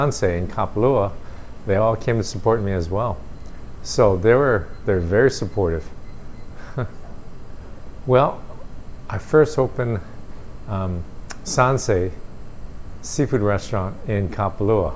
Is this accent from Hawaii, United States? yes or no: yes; Aiea, Hawaii, United States; I grew up in Aiea, on the island of Oahu.